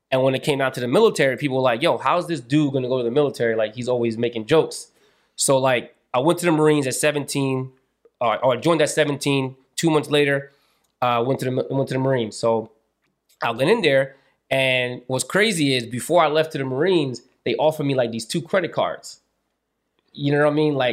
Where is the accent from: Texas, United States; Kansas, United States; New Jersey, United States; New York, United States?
New Jersey, United States; Long Branch; So it was like, you know, I'm from Long Branch. I'm in school. I don't really know what I'm, you know, I, I didn't know anybody at the time.